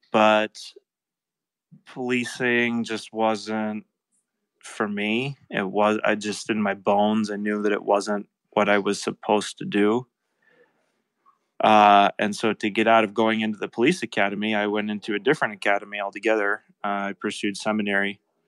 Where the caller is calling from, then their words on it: East Thetford, Vermont, United States; I'm coming live from East Thetford, Vermont, on the Connecticut River between Vermont and New Hampshire in the United States.